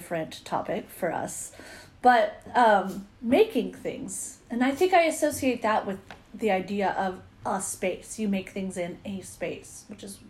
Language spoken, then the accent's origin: English; Visalia, California, United States; my hometown